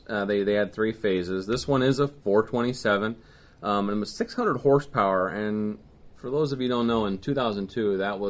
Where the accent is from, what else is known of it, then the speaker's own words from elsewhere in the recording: La Harpe, Illinois, United States; I grew up around La Harpe and Fred Gibb country and ZL1 and everything.